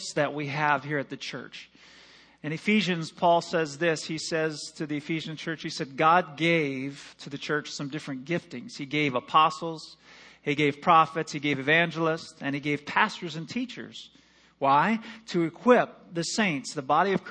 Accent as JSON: {"language": "English", "town": "East Lansing", "region": "Michigan", "country": "United States", "tie": "born or raised there", "moved": "yes", "lives_now": "Omaha, United States", "said": "I grew up in Michigan"}